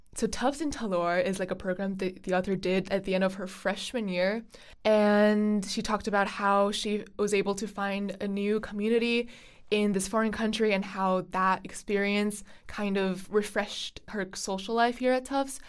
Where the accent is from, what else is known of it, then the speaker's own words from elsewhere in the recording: Beijing, China; now in United States; I am studying abroad from Beijing.